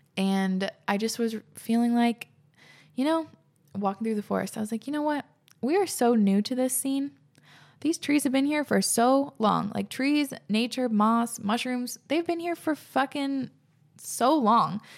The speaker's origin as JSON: {"language": "English", "area": "Whidbey Island", "region": "Washington", "country": "United States", "tie": "born or raised there", "said": "growing up on Whidbey"}